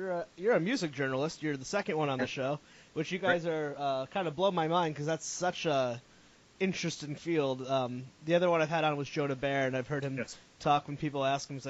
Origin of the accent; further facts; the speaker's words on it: Northeast, United States; I'm from the Northeast